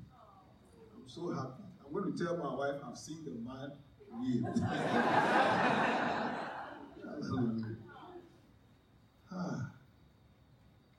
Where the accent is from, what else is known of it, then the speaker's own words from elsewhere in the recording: Ghana; also born or lived in Ho, Ghana; my hometown